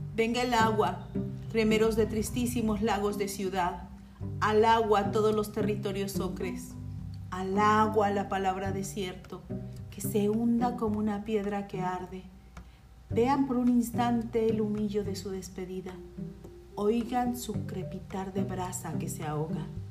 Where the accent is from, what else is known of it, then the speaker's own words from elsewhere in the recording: Mexico; mi México